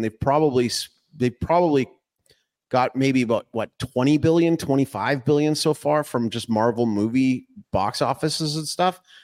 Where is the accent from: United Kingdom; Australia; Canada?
Canada; Calgary, Alberta; when I was growing up in Calgary